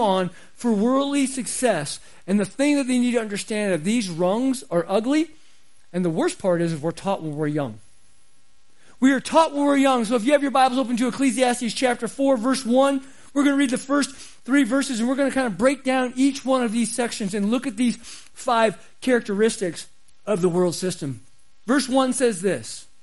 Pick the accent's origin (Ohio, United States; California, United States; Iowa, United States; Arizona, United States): Arizona, United States; I grew up in Arizona